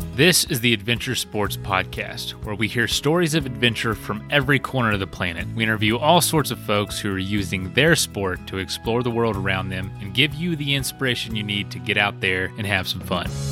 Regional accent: Florida, United States; moved away; I'm from Florida originally

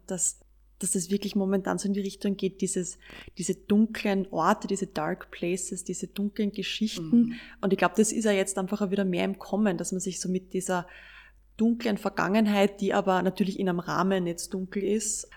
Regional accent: Austria; bei uns in Österreich

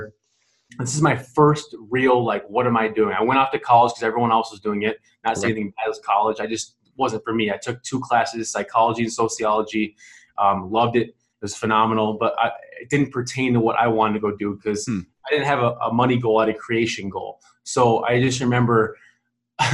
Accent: Lake Elmo, Minnesota, United States; So I grew up in Lake Elmo, Stillwater, Minnesota, a small town, but it's big town.

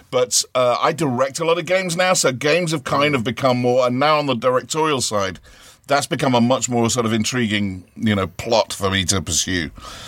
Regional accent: Ohio, United States; I'm actually from Ohio, and and so I just try to sound smarter, man.

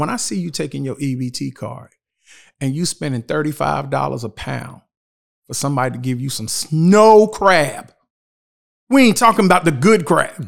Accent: Shelby, North Carolina, United States; growing up in Shelby

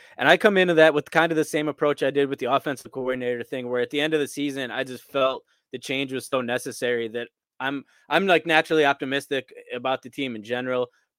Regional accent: Scranton, Pennsylvania, United States; I'm from Scranton, Pennsylvania, right up the street.

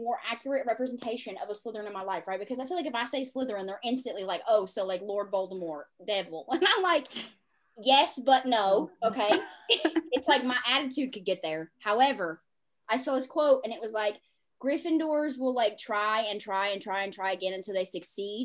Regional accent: the South, United States; I come from the South

